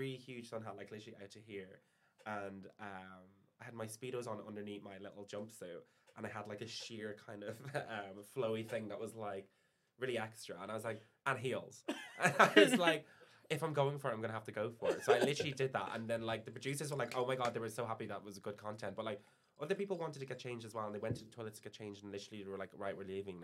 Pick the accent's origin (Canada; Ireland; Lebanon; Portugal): Ireland; moved away as an adult; now in London, United Kingdom; being Irish.